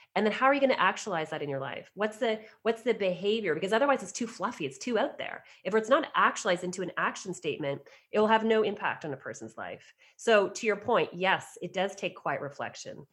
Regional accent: outside of Toronto, Ontario, Canada; I was asked by a local doctor in my hometown outside of Toronto to start up a counseling practice within his medical center

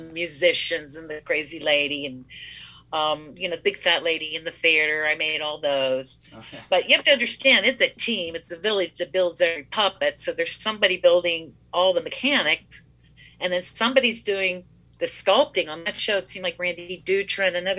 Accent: Greensburg, Pennsylvania, United States; I'm from Greensburg, which is like 30 miles away

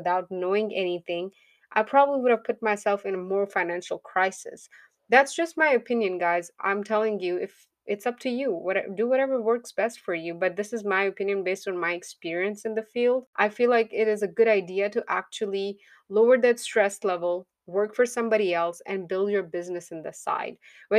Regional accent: Pakistan; moved away as an adult; now in United States; Now, when I came to US, I was licensed from Pakistan. I did have my certification there. We don't have licenses there. We have certifications there.

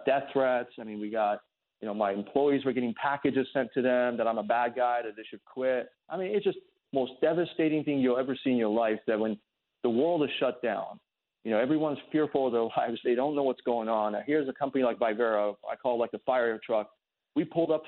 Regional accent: United States; I'm a patriot, man. I grew up here. I'm an American.

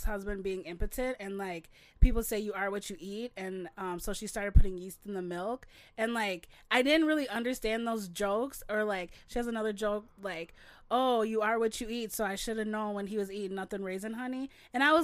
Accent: Crystal, Minnesota, United States; I grew up in the Twin Cities in Crystal, like a suburb.

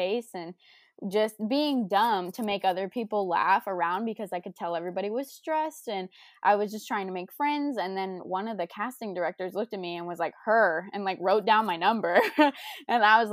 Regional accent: Lakeland, Florida, United States; I'm true Floridian. I grew up in Lakeland, about like 30 minutes from Orlando.

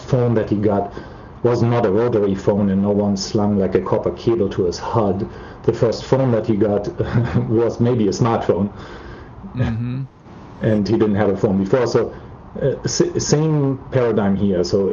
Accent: Germany; Germany, where, as you can probably tell by my accent, I'm from

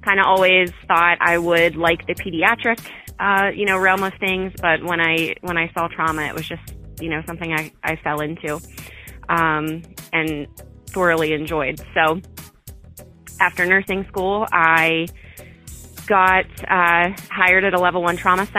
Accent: Pennsylvania, United States; I'm from Pennsylvania, from a really small town

